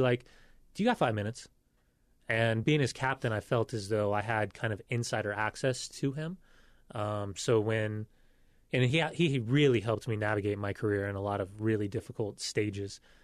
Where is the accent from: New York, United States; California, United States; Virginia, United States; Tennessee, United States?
California, United States; Southern; moved away; also born or lived in Salt Lake City; growing up in Southern California, my grandparents were convert Mormon.